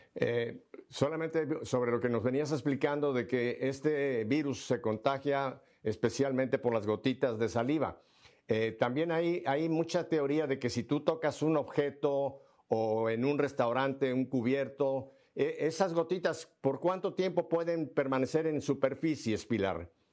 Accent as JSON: {"language": "Spanish", "region": "Mexico City", "country": "Mexico", "tie": "born or raised there", "moved": "yes", "said": "Ciudad de México, eh, la ciudad donde yo nací"}